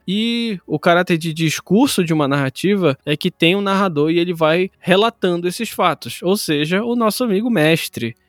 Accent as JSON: {"language": "Portuguese", "region": "North Region of Brazil", "country": "Brazil", "said": "nós somos nortistas"}